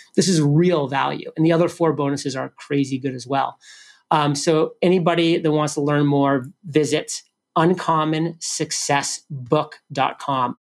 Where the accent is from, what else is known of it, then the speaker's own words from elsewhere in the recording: New England, United States; I'm from New England